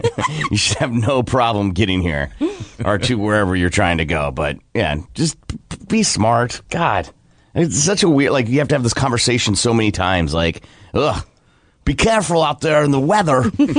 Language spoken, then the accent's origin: English; Iowa, United States; now in Oklahoma, United States; at least even growing up in Iowa